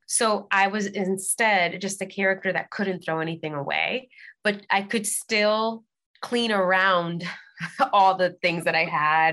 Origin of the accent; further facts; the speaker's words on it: New York City, New York, United States; moved away as an adult; now in Los Angeles, United States; I was born and raised in the Bronx